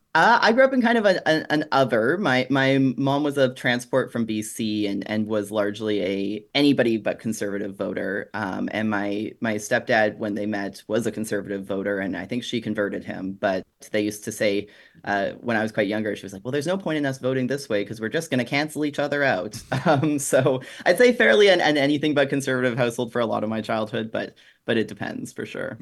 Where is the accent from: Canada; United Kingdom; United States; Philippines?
Canada; Springbrook, Alberta; moved away as an adult; also born or lived in Red Deer, Alberta / Calgary, Alberta; now in Vancouver, Canada; I grew up just outside of Red Deer, actually, in, in Springbrook